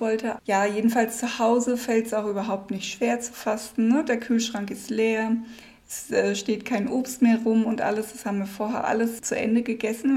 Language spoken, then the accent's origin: German; Germany; moved away; als Deutsche